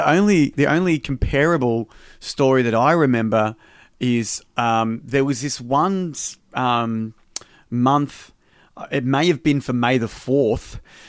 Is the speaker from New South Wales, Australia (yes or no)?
no; Greensborough, Victoria, Australia; also born or lived in Research / Epping; So I grew up in Greensboro, and then my parents, when I was 8, we moved to Research.